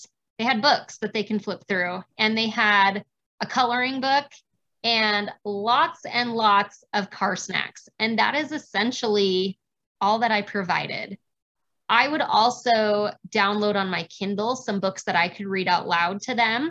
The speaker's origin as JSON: {"language": "English", "region": "Arizona", "country": "United States", "tie": "born or raised there", "moved": "yes", "lives_now": "Utah, United States", "said": "I grew up in Arizona."}